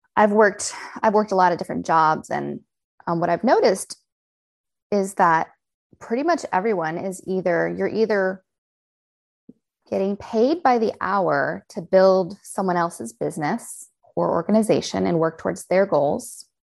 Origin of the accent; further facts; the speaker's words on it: United States; accent: American; also born or lived in Los Angeles, California; I'm the only American accent